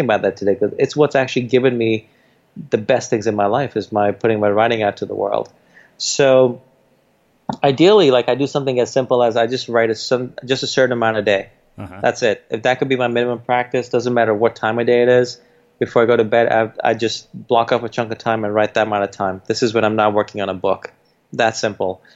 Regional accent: New York City, New York, United States; also born or lived in India; We didn't grow up in an Indian community. We grew up in Jamaica, Queens, where all the rappers came from.

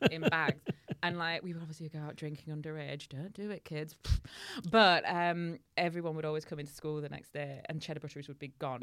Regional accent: Hull, Yorkshire and the Humber, United Kingdom; in Hull, our local speciality is called a patty

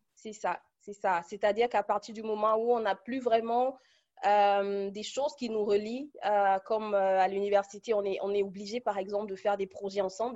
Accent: Cameroon; moved away as an adult; now in Munich, Germany; je suis originaire du Cameroun et je vis en Allemagne depuis une dizaine d'années

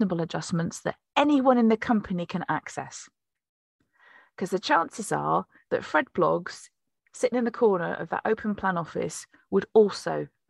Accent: Plymouth, South West England, United Kingdom; born there; well, I was born in 1973 in Plymouth.

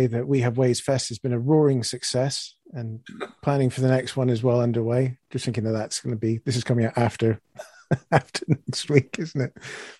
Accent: Canada; As a Canadian

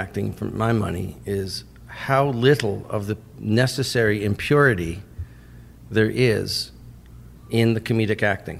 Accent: Toronto, Ontario, Canada; moved away as an adult; now in United States; I was born in Toronto, yeah. They huh. moved in 56. I was born in 63.

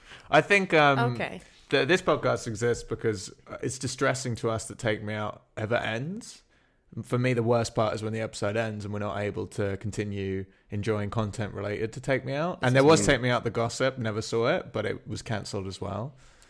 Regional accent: London, United Kingdom; I'm from London.

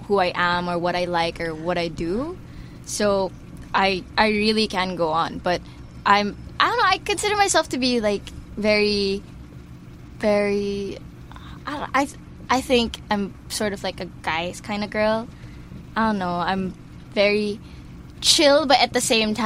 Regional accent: Brunei; moved away as an adult; now in Philippines; My mom's Filipino and my dad's Chinese, mm-hmm. but I grew up in Brunei.

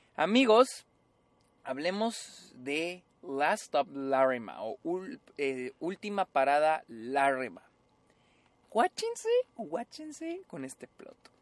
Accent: Mexico; todos somos mexicanos

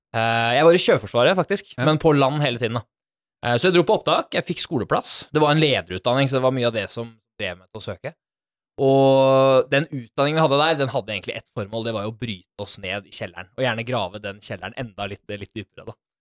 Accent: Bærum, Akershus, Norway; jeg er jo opprinnelig fra Bærum. En helt eh, vanlig gutt som er født og oppvokst der.

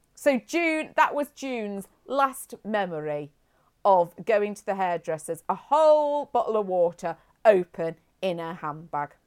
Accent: Hinckley, East Midlands, United Kingdom; I grew up in Hinkley. That's where I was taken home to, from the hospital back to Hinkley.

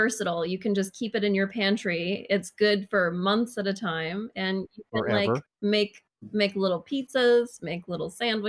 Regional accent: Maine, United States; now in Sweden; I'm from Maine.

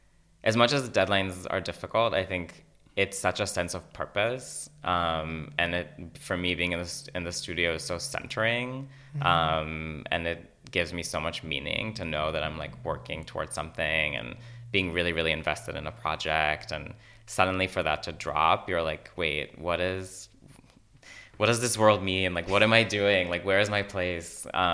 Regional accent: Yokneam, Northern District, Israel; you know, Fire Island and where I grew up in Yokneam, like facilitated that connection.

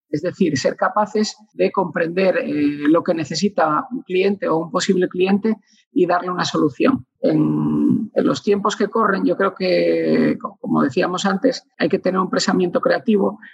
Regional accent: Asturias, Spain; como, buen asturiano

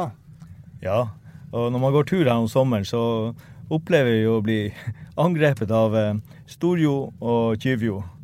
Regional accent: Hammerfest, Finnmark, Norway; jeg er opprinnelig fra Hammerfest

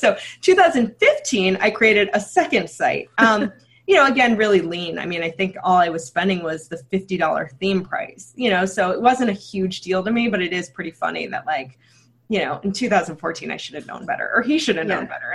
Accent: Chicago, Illinois, United States; So I'm from Chicago, but I'm also from the suburbs.

